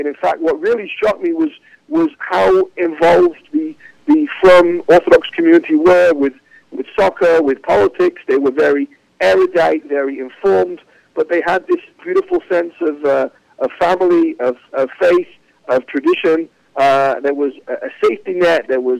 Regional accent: England, United Kingdom; I mean, you know, growing up in England, it was a little bit segregated.

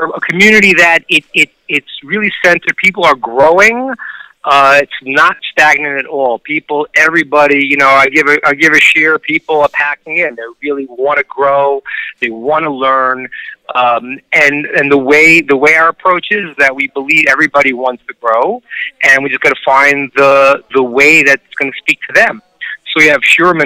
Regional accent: New York, United States; now in Atlanta, United States; I'm from New York originally

